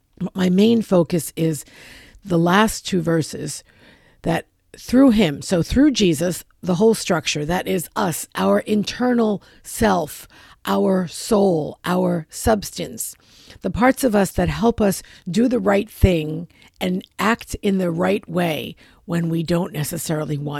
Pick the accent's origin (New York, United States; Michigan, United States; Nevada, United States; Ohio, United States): New York, United States; New York City; moved away; I'm originally from New York City. We parallel park in New York City. That's what we do. And I have not lived there in a very, very long time